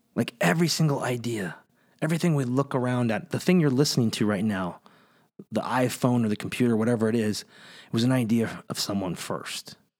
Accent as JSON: {"language": "English", "town": "Kingsburg", "region": "California", "country": "United States", "tie": "born or raised there", "said": "I grew up in the Central Valley, right in the middle of California, a small town called Kingsburg"}